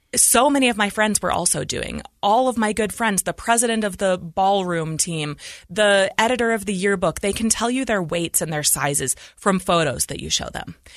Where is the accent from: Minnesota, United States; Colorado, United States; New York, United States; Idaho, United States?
Idaho, United States; Idaho Falls; we were raised in Idaho Falls, Idaho.